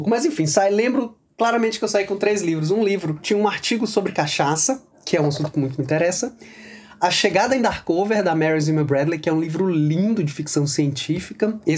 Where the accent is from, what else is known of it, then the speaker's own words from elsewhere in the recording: São Luís, Maranhão, Brazil; eu sou de São Luís do Maranhão, tenho 43 anos, sou escritor e historiador de formação.